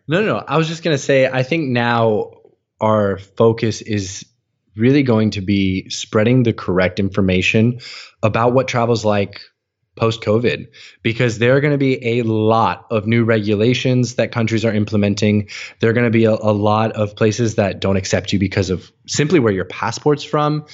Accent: United States; moved away as an adult; growing up as an American

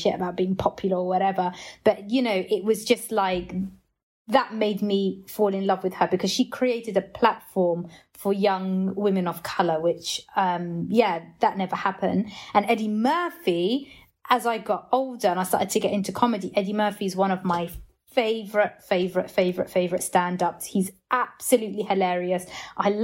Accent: Portsmouth, South East England, United Kingdom; I grew up in Hampshire, which is like in Portsmouth, which was predominantly white

